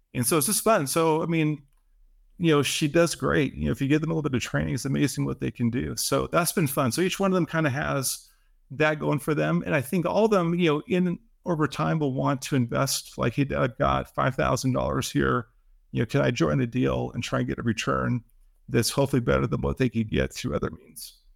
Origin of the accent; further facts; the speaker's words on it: Seattle, Washington, United States; I grew up in Seattle